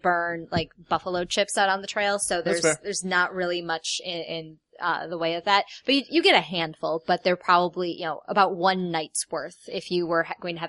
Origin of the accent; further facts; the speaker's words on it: Ireland; I'm Irish. I'm allowed to say it.